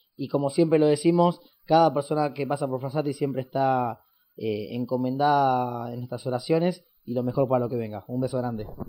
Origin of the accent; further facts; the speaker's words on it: Argentina; acá en, en, Argentina le decimos la primaria y la secundaria